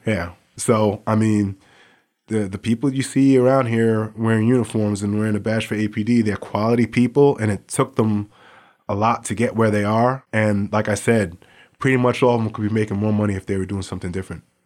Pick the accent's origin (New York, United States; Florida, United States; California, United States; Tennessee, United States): New York, United States; New York City; now in Anchorage, United States; I grew up in New York City